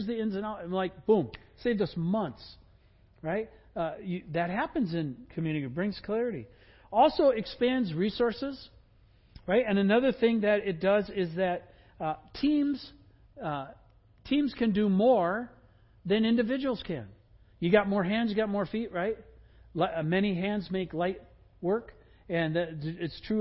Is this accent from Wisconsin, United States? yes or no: yes; Wisconsin, United States; I grew up in Wisconsin